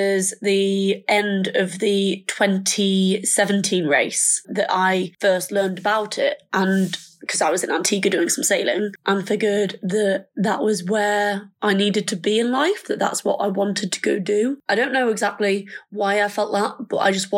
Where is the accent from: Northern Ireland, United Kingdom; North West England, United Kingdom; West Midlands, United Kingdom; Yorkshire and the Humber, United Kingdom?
Yorkshire and the Humber, United Kingdom; Thirsk; I am 22 and I'm from Thirsk in North Yorkshire